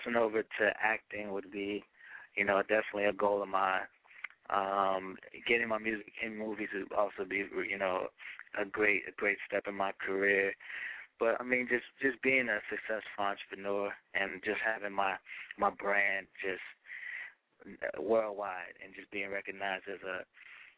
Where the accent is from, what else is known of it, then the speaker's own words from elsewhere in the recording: New Jersey, United States; also born or lived in Nigeria; she's from my hometown